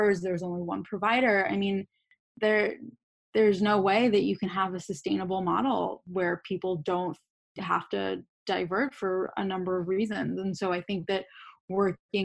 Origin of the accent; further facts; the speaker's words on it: Boston, Massachusetts, United States; I'm from Boston